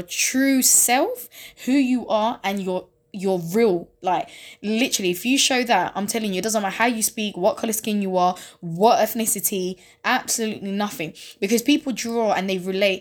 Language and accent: English; London, United Kingdom; East London, Newham